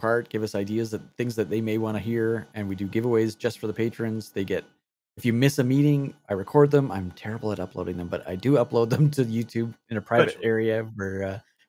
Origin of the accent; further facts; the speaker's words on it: Canada; I'm Canadian.